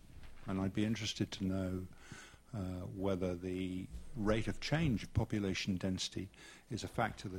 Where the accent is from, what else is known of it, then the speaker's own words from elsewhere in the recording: London, United Kingdom; born there; also born or lived in all over the country; I'm retired as well, and I was born in London, and I've lived all over the country and in several other countries.